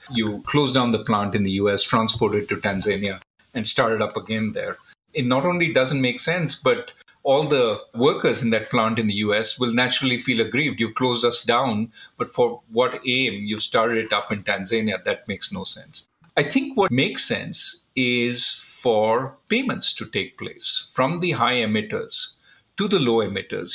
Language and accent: English; India; growing up in India, we were often sort of trained to economize